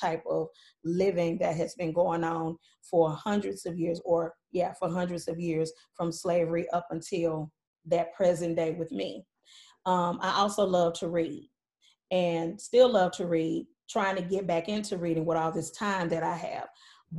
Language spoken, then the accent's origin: English; Mississippi, United States; I grew up in Mississippi